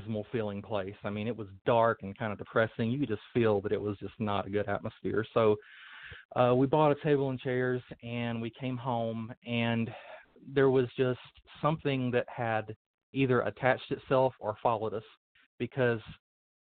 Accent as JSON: {"language": "English", "town": "Thomasville", "region": "North Carolina", "country": "United States", "tie": "born or raised there", "also_born_or_lived": "Asheboro, North Carolina", "moved": "as an adult", "lives_now": "Illinois, United States", "said": "I was born in Asheboro, North Carolina, and raised in Thomasville as a Baptist"}